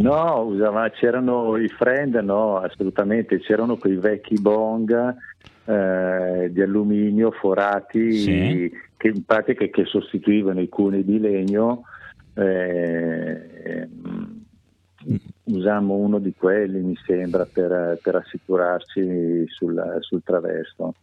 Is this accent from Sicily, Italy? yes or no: no; Milan, Lombardy, Italy; moved away as an adult; now in Varese, Italy; sono, sono, milanese, sono nato a Milano, cresciuto a Milano